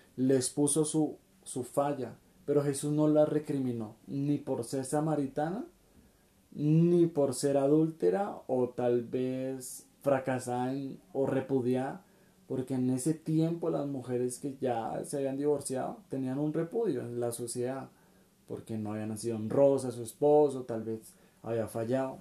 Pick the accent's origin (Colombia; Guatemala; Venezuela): Colombia; somos de Colombia